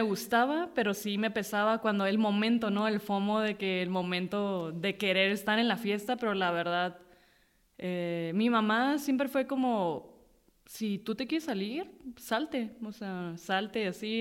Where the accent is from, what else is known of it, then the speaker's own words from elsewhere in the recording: Mexicali, Baja California, Mexico; also born or lived in Tijuana / Rosarito; soy de Mexicali porque ahí crecí o tengo la mayoría de mis, de mi memoria o mis recuerdos, este, son ahí.